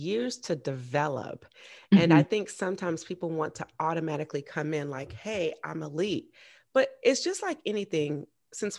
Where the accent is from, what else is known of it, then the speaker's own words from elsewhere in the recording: Augusta, Georgia, United States; Augusta is my hometown.